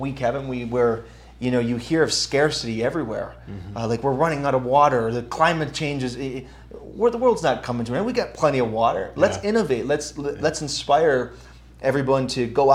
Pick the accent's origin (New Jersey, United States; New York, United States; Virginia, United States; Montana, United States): New York, United States; I grew up in New York State public education.